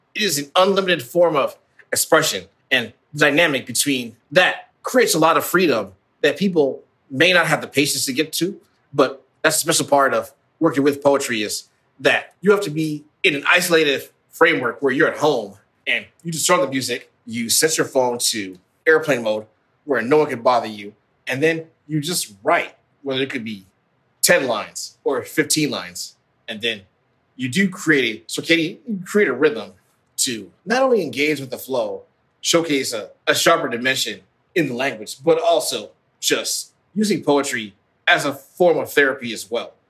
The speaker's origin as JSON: {"language": "English", "region": "Midwest", "country": "United States", "tie": "born or raised there", "said": "a son of African immigrants growing up in the Midwest"}